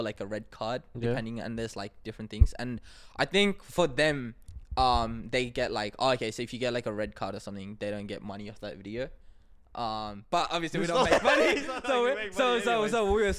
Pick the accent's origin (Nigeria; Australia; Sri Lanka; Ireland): Sri Lanka; moved away; I grew up in Sri Lanka.